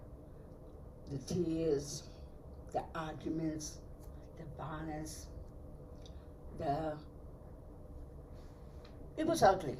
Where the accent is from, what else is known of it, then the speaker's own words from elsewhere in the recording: New York City, New York, United States; also born or lived in Puerto Rico; I was brought to New York City when I was 5 or 6 years old. I had all my schooling here.